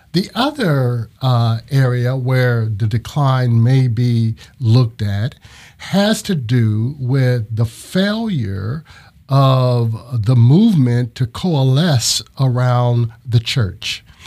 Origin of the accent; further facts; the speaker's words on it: Ohio, United States; moved away as an adult; now in Florida, United States; I'm originally from Ohio.